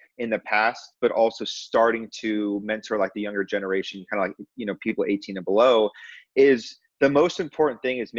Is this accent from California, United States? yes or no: yes; Corona, California, United States; I grew up in Southern California, a town called Corona